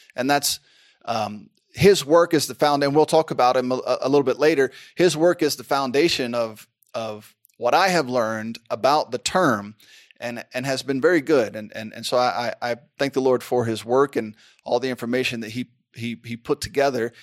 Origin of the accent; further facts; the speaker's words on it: United States; I'm an American